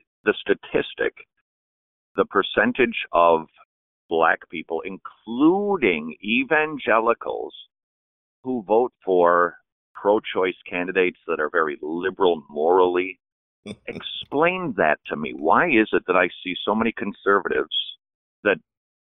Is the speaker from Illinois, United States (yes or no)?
no; Minnesota, United States; now in Atlanta, United States; I come from Minnesota, and it's the land of 12,000 lakes and 8 black people